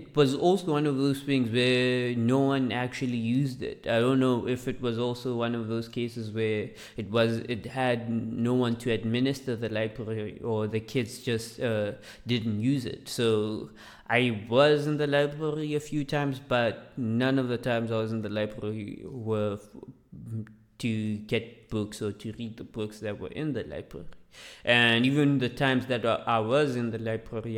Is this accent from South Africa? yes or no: yes; Mamelodi, Gauteng, South Africa; English is a second language; I grew up in Mamelodi, and I went to the schools